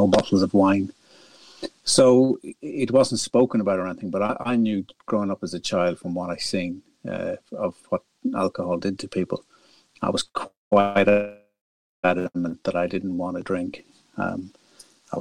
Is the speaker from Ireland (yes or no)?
yes; northwest of Ireland, Ireland; now in London, United Kingdom; as you can probably tell by my accent, I'm not originally from London or the UK. I was born in a lovely little village in the northwest of Ireland